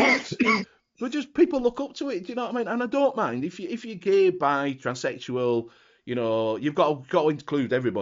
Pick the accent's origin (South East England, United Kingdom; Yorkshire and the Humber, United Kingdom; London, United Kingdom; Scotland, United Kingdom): Yorkshire and the Humber, United Kingdom; I'm a Yorkshireman